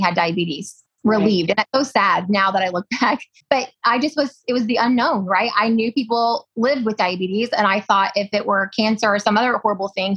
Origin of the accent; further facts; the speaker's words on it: Missouri, United States; I'm calling in from Orion, Missouri